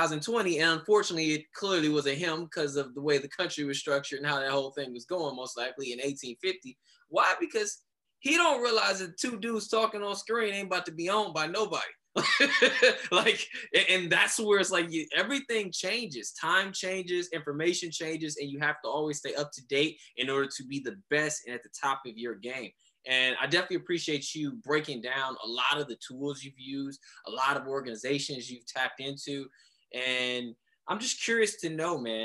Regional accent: Cleveland, Ohio, United States; growing up where I grew up in Cleveland

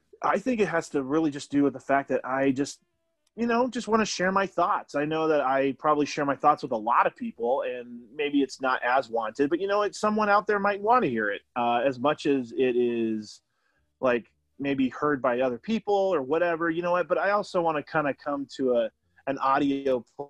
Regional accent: Utah, United States; We're all from Utah

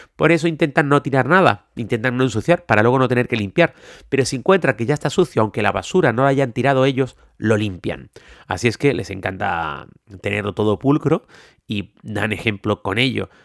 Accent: Canary Islands, Spain; yo soy de Canarias, en Canarias no tenemos ríos

